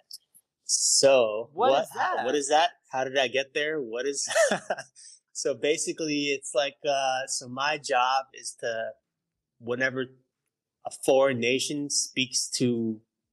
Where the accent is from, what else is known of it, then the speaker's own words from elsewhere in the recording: New York City, New York, United States; I'm from New York, born and raised in New York City, but my family is West Indian